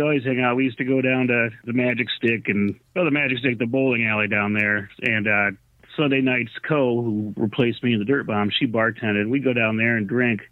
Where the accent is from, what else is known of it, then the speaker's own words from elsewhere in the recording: Charlotte, Michigan, United States; also born or lived in Oak Park, Michigan; then about '72 or so, I think we moved to beautiful Charlotte, Michigan, which you've never heard of.